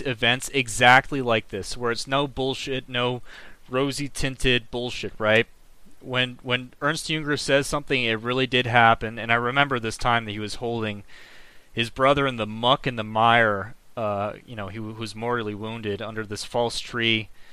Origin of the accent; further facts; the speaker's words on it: United States; I'm an American. I'm proud of being an American